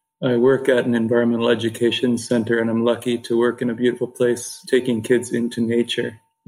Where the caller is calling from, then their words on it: Peterborough, Ontario, Canada; I'm calling in from Ontario, Canada, Peterborough, Ontario.